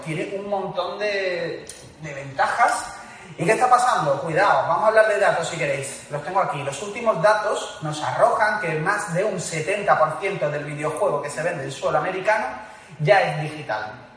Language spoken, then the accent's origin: Spanish; Seville, Andalusia, Spain; que somos sevillanos